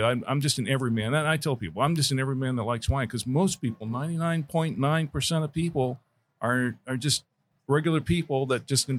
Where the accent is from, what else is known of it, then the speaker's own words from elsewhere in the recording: Orlando, Florida, United States; moved away as an adult; now in Charlotte, United States; Originally, I'm from Orlando.